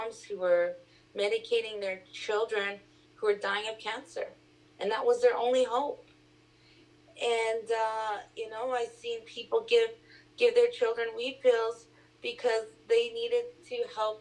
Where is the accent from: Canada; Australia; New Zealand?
Canada; Vancouver, British Columbia; also born or lived in Port Hardy, British Columbia; I grew up here in East Vancouver